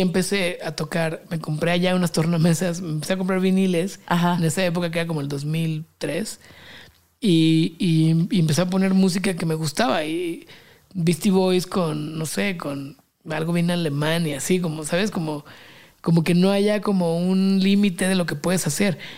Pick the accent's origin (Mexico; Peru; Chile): Mexico; also born or lived in London; Como 60 mexicanos